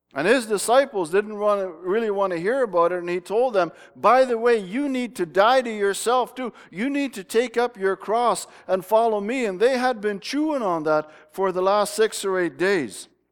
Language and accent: English; Smithers, British Columbia, Canada; moved away; That's Smithers down in the bottom here. That's where I lived for many years